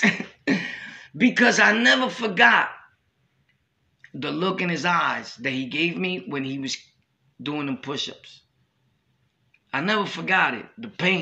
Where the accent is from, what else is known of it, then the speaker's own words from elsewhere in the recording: New York City, New York, United States; I was from Brooklyn